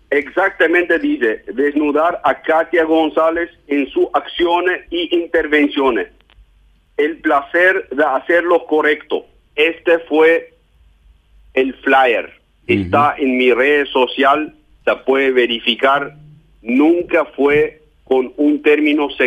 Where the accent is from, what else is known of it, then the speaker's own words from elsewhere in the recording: Germany; Yo soy alemán.